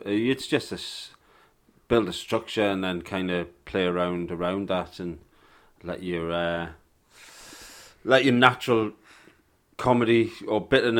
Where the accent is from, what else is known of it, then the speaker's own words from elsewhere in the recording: York, Yorkshire and the Humber, United Kingdom; born there; also born or lived in South Africa; Well, I wasn't born there. I was born in York, but, you know.